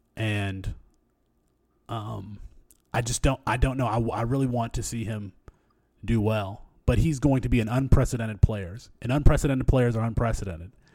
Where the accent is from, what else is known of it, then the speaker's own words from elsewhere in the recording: Michigan, United States; I'm from Michigan